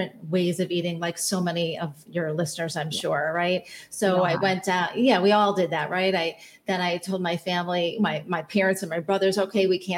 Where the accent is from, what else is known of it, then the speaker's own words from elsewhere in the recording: Chicago, Illinois, United States; I grew up in the North Shore of Chicago